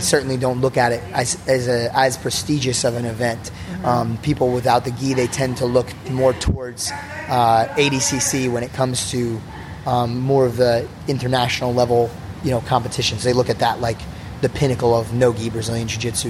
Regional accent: New Jersey, United States; growing up in New Jersey

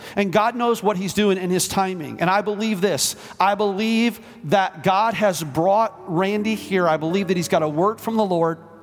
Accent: Los Angeles, California, United States; I grew up in Los Angeles, California

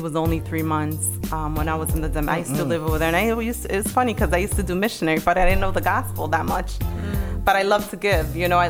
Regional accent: Dominican Republic; Where me and my son in DR, I'm from the Dominican Republic. You have another Dominicanita here.

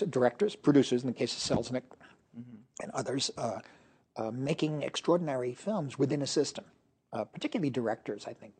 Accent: United States; As an American

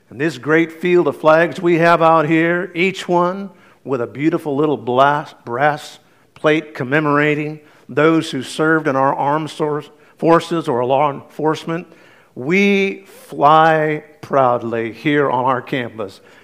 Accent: United States; I am an American

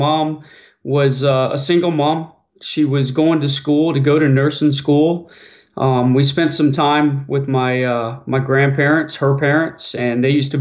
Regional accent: Clearwater, Florida, United States; also born or lived in Tallahassee, Florida; I was born in Clearwater, Florida

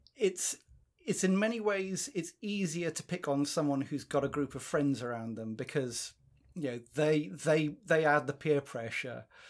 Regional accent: South Africa; now in United Kingdom; I'm South African by birth

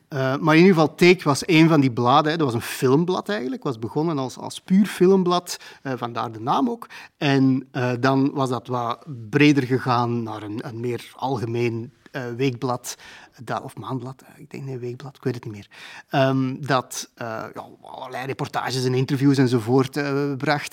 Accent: Antwerp, Flanders, Belgium; ben wel in Antwerpen geboren en ik heb er heel mijn leven gewoond.

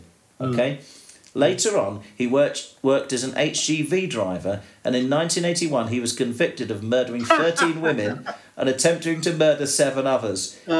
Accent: Yorkshire and the Humber, United Kingdom; I'm also a Yorkshireman.

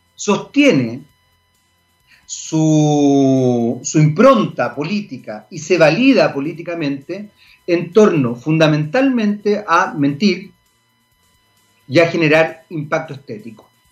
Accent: Chile; Somos chilenos

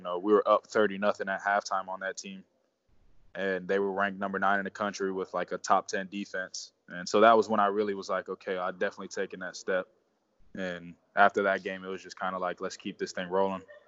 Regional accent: South Florida, United States; moved away as an adult; also born or lived in Mount Union; growing up in South Florida

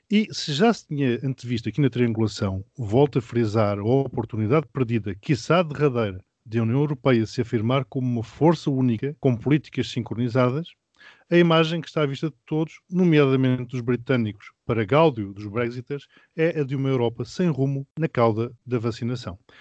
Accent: Mozambique; now in Portugal; Moçambique, de onde eu sou natural

